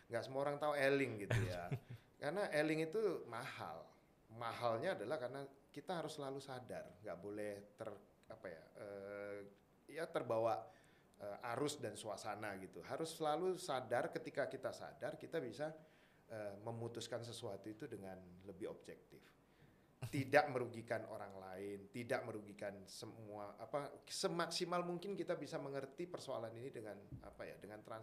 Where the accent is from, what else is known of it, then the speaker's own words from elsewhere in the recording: Medan, North Sumatra, Indonesia; born there; saya orangnya saya lahirnya di Medan